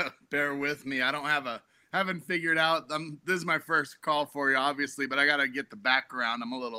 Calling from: Denver, Colorado, United States

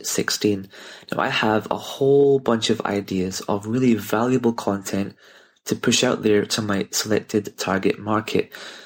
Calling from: Glasgow, Scotland, United Kingdom; I'm from Glasgow here in the UK.

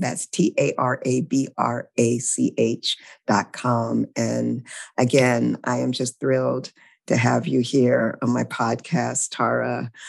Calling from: Louisiana, United States; I'm calling in from Louisiana, which is my new home, and it's the unceded territory of the Choctaw people.

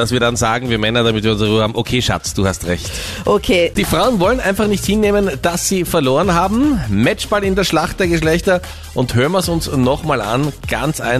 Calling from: Oberhöflein, Lower Austria, Austria; Also ich bin aus Oberhöflein.

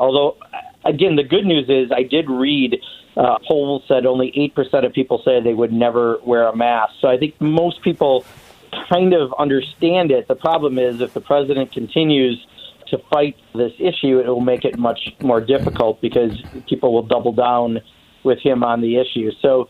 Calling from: Venice, California, United States; I am coming from Venice, California, and unexpectedly had a pit stop in Norman, Oklahoma.

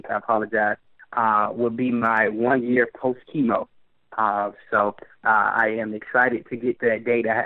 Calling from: Pensacola, Florida, United States; Uh, Pensacola, Florida.

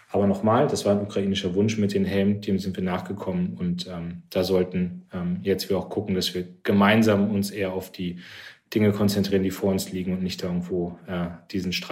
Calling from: Cologne, North Rhine-Westphalia, Germany; ich komme aus Köln

